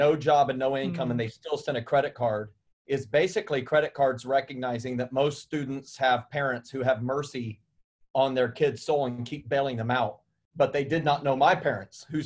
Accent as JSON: {"language": "English", "region": "Indiana", "country": "United States", "tie": "born or raised there", "said": "I grew up in Indiana and I was maybe 30 minutes south of Indianapolis"}